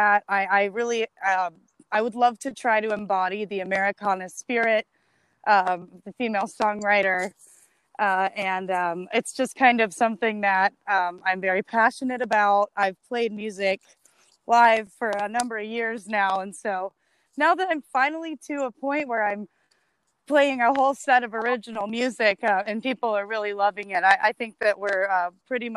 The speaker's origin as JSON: {"language": "English", "town": "Nashville", "region": "Tennessee", "country": "United States", "tie": "born or raised there", "said": "I am a Nashville native. From right here in Nashville"}